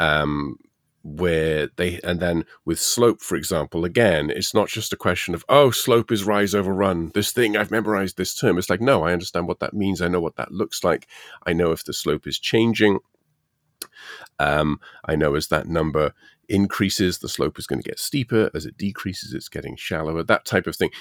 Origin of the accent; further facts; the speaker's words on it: United Kingdom; moved away; being British